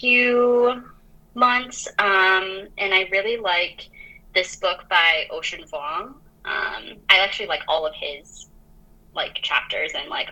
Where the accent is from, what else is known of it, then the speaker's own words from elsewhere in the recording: Minnesota, United States; also born or lived in France; I grew up in France for a short while and then moved to Minnesota, for the rest of my like childhood and adolescence